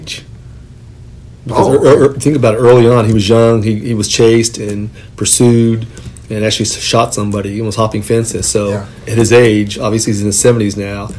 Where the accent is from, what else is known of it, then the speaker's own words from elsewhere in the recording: Sacramento, California, United States; I grew up in the East Area.